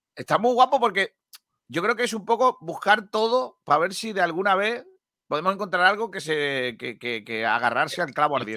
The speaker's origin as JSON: {"language": "Spanish", "town": "Rincón de la Victoria", "region": "Andalusia", "country": "Spain", "said": "yo soy de Rincón, entonces es mi alcalde"}